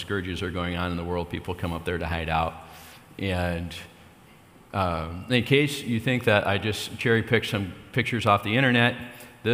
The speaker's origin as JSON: {"language": "English", "area": "State of Jefferson", "region": "California", "country": "United States", "said": "That's where I'm from."}